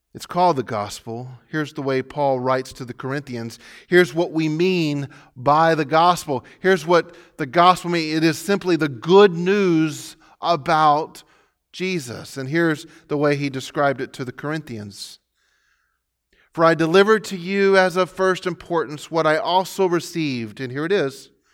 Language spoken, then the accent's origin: English; Pasadena, Texas, United States; I got tired of trying to defend the town that I grew up in. Most of what people knew about the city of Pasadena was that it was polluted